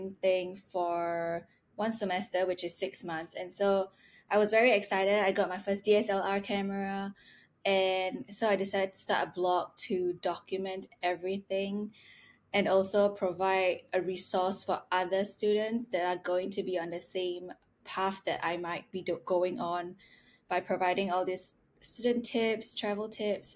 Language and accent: English; Singapore; moved away; I'm from Singapore